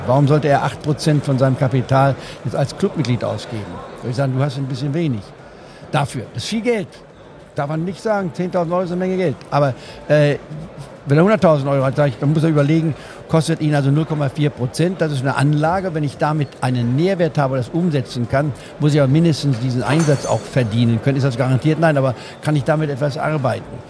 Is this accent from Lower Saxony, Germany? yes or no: yes; Goslar, Lower Saxony, Germany; moved away; in Goslar hat, wo ich aufgewachsen bin